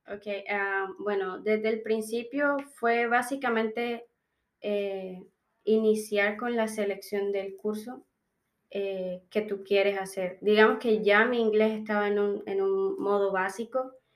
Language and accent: Spanish; Colombia; moved away as an adult; now in Melbourne, Australia